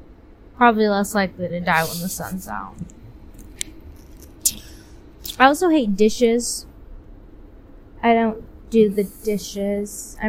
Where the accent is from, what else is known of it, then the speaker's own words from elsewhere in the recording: United States; I'm an American through.